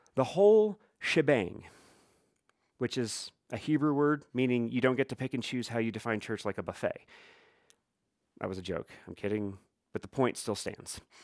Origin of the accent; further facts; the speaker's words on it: Midwest, United States; as I grew up saying in the Midwest